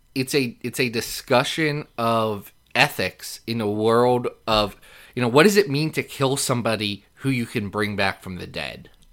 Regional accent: Lexington, Kentucky, United States; I was born in Lexington

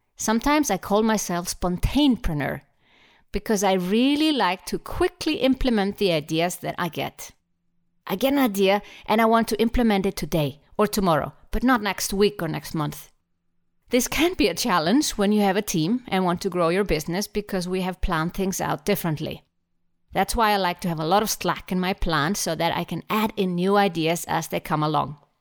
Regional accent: Iceland; I'm from Iceland, an island in the middle of the Atlantic Ocean.

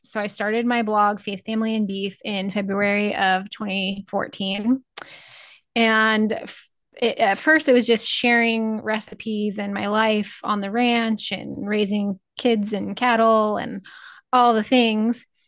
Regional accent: Northeast Nebraska, United States; I grew up in Northeast Nebraska

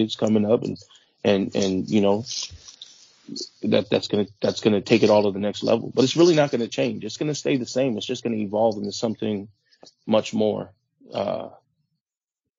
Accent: Northern California, United States; I grew up in Northern California

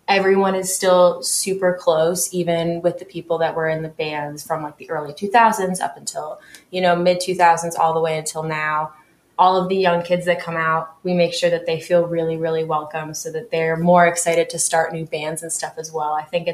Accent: New York, United States; now in Louisville, United States; So I'm not from Louisville originally. I'm sure. From New York. I'm from upstate New York, actually. And I moved to Louisville in the middle of 2020.

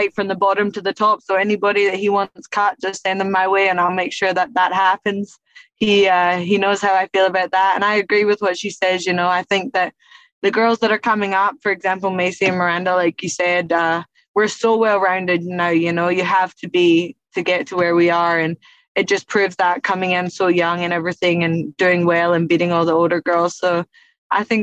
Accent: Kilmarnock, Scotland, United Kingdom; also born or lived in Thailand; now in Las Vegas, United States; I lived in a place called Kilmarnock, which is like a small town outside of Glasgow

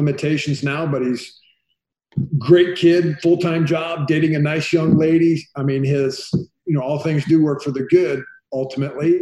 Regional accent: Iowa, United States; moved away; where I grew up in Iowa

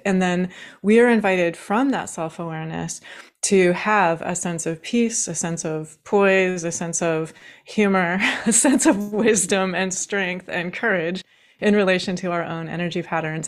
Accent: Washington, United States; I grew up in Washington State

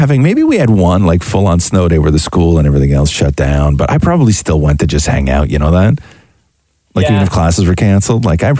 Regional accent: Acton, Ontario, Canada; When I was growing up in Halton, because that's where Acton is

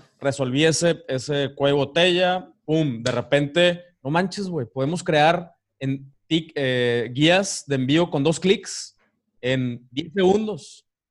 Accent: Ciudad Victoria, Tamaulipas, Mexico; moved away as an adult; also born or lived in Cozumel; now in Playa del Carmen, Mexico; yo soy de Ciudad Victoria, Tamaulipas

